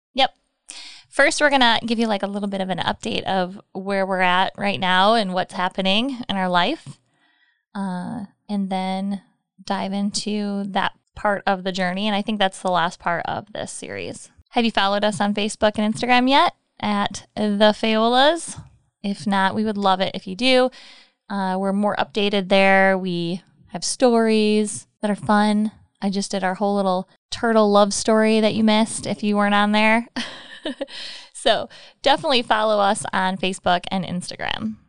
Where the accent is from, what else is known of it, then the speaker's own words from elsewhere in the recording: Michigan, United States; moved away as an adult; I'm from Michigan